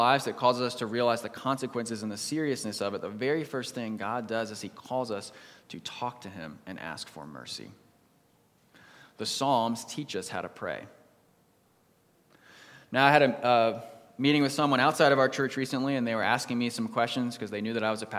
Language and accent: English; East Coast, United States; also born or lived in Texas; I grew up on the East Coast, I was born in Texas